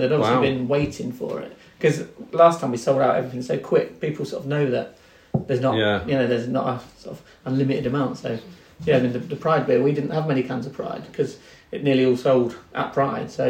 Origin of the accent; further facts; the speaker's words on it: Norfolk, East of England, United Kingdom; now in Crich, United Kingdom; I grew up in Norfolk